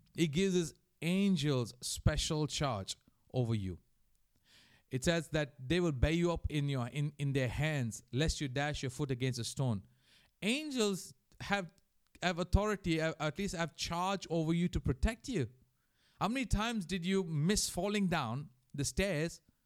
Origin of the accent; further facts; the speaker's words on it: India; moved away; also born or lived in Mauritius; growing up in India